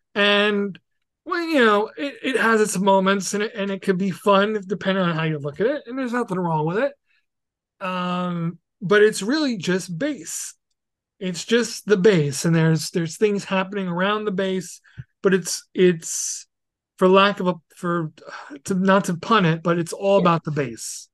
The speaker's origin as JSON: {"language": "English", "town": "New York City", "region": "New York", "country": "United States", "tie": "born or raised there", "moved": "yes", "said": "I'm very happy to be from there, and have yeah. grown up there"}